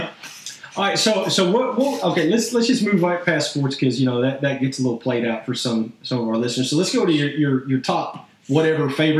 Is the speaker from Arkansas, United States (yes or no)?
yes; Arkansas, United States; I'm from Arkansas. I've always grown up with SEC